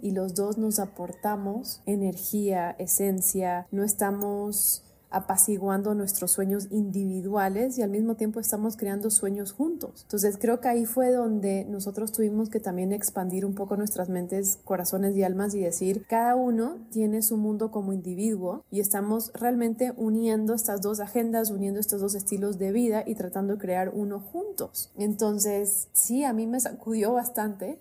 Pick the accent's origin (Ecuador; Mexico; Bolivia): Bolivia; now in Miami, United States; yo soy de Bolivia